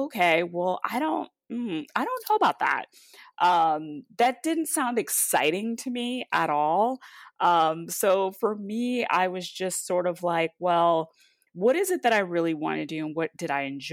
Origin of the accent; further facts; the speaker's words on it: Hollywood, Florida, United States; moved away as an adult; now in Los Angeles, United States; I grew up in Hollywood, Florida